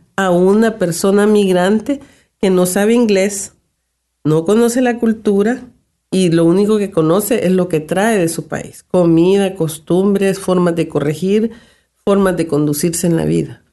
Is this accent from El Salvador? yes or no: yes; El Salvador; now in Canada